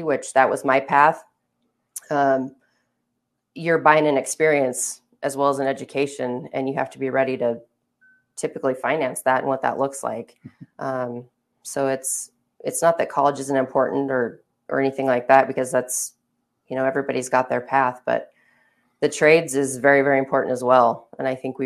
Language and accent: English; Baker City, Oregon, United States; also born or lived in La Grande, Oregon; I'm from Baker, I live in Baker